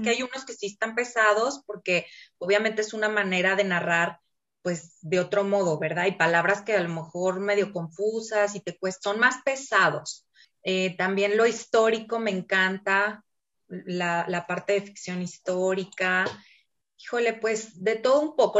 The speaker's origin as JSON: {"language": "Spanish", "region": "Mexico City", "country": "Mexico", "tie": "born or raised there", "moved": "yes", "lives_now": "Torreón, Mexico", "said": "Yo nací en la Ciudad de México, ya tengo muchos años aquí en Torreón, por situaciones familiares vine a dar aquí."}